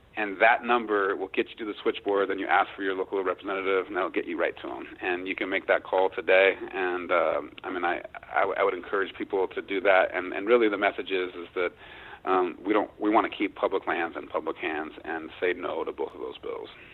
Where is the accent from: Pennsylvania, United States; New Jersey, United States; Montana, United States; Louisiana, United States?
Montana, United States; my home state of Montana